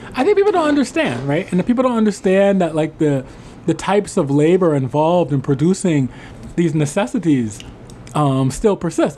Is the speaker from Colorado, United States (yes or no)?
no; New Orleans, Louisiana, United States; coming from New Orleans